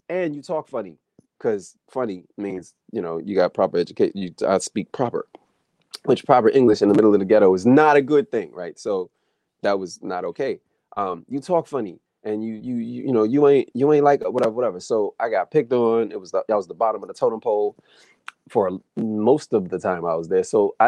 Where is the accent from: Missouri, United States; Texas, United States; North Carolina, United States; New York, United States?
North Carolina, United States; New Bern; born there; Anyway, I was born in North Carolina and I was born in New Bern, North Carolina.